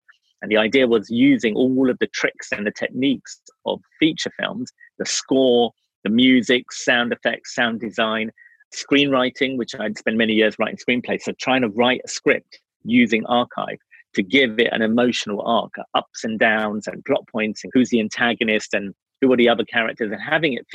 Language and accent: English; England, United Kingdom; also born or lived in Wales; growing up in England